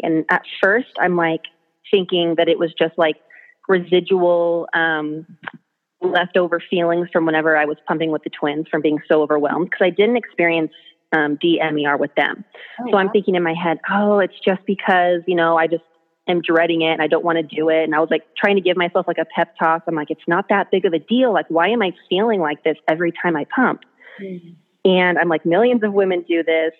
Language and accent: English; North Idaho, United States; also born or lived in Southern California; I've lived in North Idaho since I was 7 years old. I'm originally from Southern California